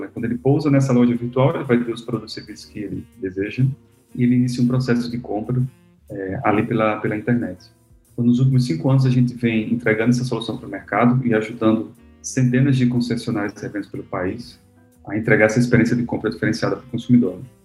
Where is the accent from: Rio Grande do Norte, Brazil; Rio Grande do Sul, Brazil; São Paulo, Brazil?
Rio Grande do Norte, Brazil; Natal; eu sou de Natal, Rio Grande do Norte, então sou um potiguar